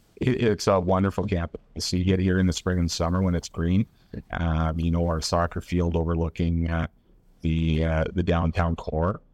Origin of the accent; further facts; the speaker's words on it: Nanaimo, British Columbia, Canada; moved away; that was my hometown.